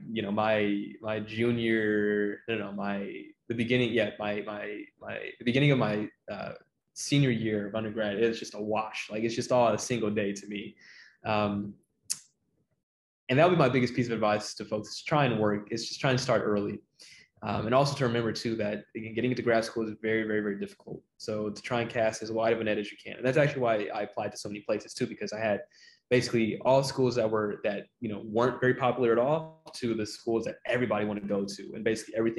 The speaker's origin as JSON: {"language": "English", "town": "Torrance", "region": "California", "country": "United States", "tie": "born or raised there", "also_born_or_lived": "Carson, California / Compton, California", "said": "I grew up in Carson and then Torrance"}